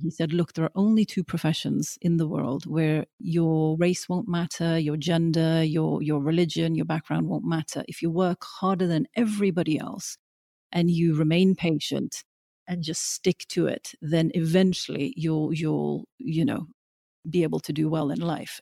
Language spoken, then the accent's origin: English; Norway; now in London, United Kingdom; growing up in Norway, I always felt like, you know, this strange sort of dark child in, in the sea of the blonde and the blue eyed.